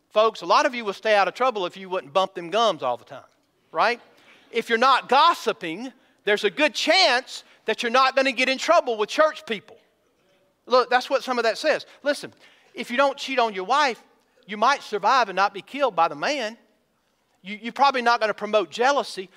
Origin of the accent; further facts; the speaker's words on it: Georgia, United States; now in Missouri, United States; I'm from Georgia